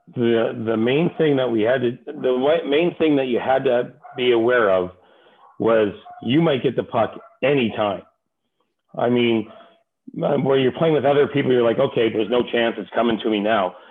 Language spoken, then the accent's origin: English; Toronto, Ontario, Canada; moved away as an adult; also born or lived in Los Angeles, United States; I grew up in Toronto